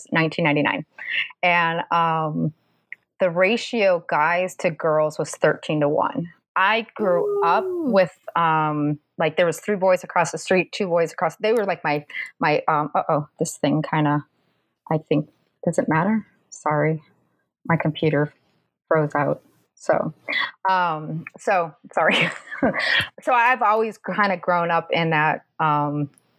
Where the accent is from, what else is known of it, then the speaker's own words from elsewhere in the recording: Minnesota, United States; accent: Minnesotan; moved away as an adult; also born or lived in Massachusetts; now in Southern United States; I grew up in Minnesota